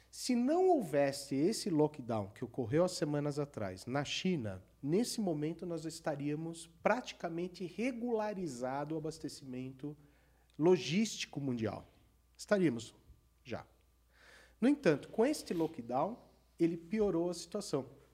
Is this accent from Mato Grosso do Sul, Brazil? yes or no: no; Santo André, São Paulo, Brazil; quando eu estudava em Santo André, eu nasci em Santo André, no, no Instituto Coração de Jesus, que eu fiz até a oitava série